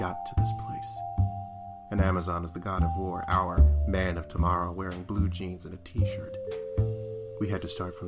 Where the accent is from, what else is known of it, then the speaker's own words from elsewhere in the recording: Huntington Beach, California, United States; I'm from Huntington Beach